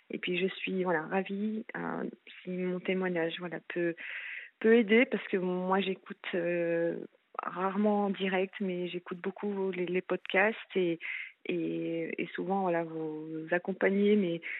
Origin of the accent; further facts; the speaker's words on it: France; now in Switzerland; non, non, non, je suis française et j'avais suivi mon, mon ex-mari en fait.